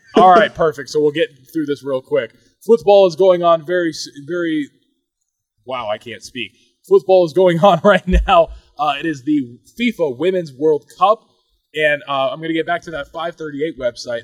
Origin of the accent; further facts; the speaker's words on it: United States; I am an American